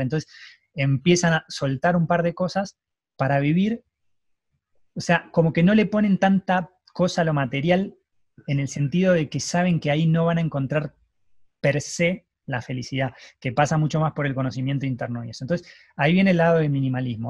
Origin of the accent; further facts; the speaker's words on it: Argentina; yo nací en Argentina